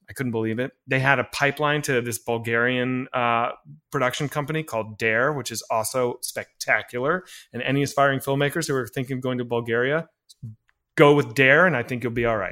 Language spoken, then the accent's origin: English; Arlington, Virginia, United States; I'm from Arlington